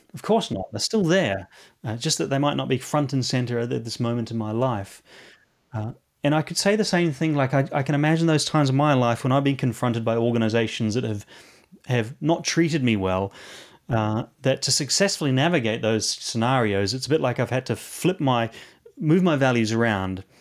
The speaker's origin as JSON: {"language": "English", "country": "New Zealand", "moved": "yes", "lives_now": "London, United Kingdom", "said": "Coming from New Zealand and living here in London, um, I, I am from the Antipodes, uh, Antipodean"}